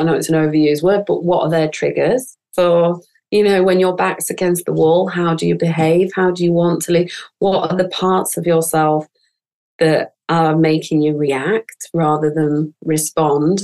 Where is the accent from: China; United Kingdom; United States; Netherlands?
United Kingdom; northern England; accent: northern; my northern accent